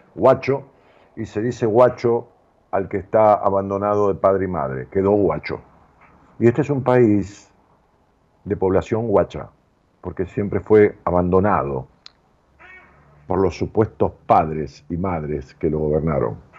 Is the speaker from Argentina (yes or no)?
yes; Argentina; mi pueblo, al pueblo argentino, del cual yo pertenezco, lo digo con conocimiento de causa. Porque yo he vivido aquí, mis padres también